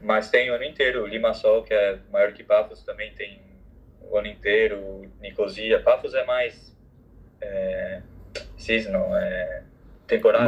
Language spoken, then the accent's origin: Portuguese; São Paulo, Brazil; moved away as an adult; also born or lived in Paphos, Cyprus / Barcelona, Spain / London, United Kingdom; Eu sou de São Paulo